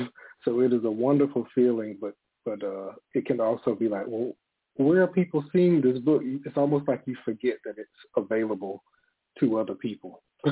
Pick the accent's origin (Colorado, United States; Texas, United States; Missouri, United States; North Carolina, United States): North Carolina, United States; Elizabeth City; also born or lived in South Mills, North Carolina; So I was born and raised in Elizabeth City, North Carolina, and right next door to it is a small town called South Mills, North Carolina, and that is where my mother is from.